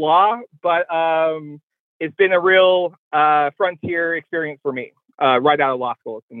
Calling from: Polson, Montana, United States; I'm calling from Polson, Montana.

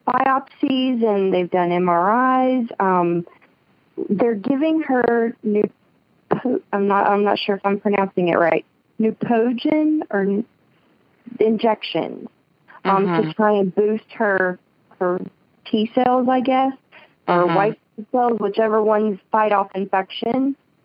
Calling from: Birmingham, Alabama, United States; I'm calling from Birmingham, Alabama.

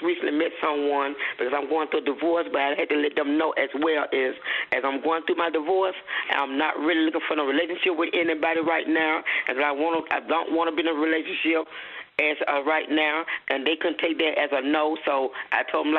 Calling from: Chattanooga, Tennessee, United States; I am calling from Chattanooga, Tennessee.

